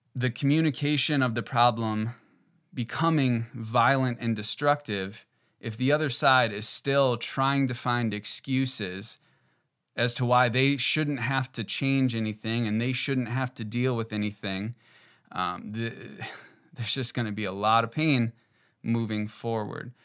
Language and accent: English; Northeast Wisconsin, United States; I grew up in Northeast Wisconsin